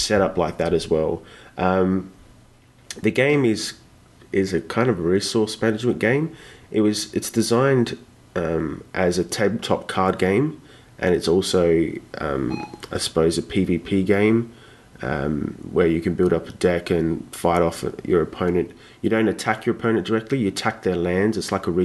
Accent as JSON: {"language": "English", "country": "Australia", "said": "I'm from Australia, the land of the koala and kangaroo"}